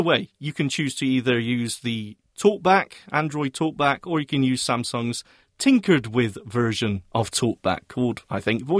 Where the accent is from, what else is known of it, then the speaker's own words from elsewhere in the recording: United Kingdom; I'm British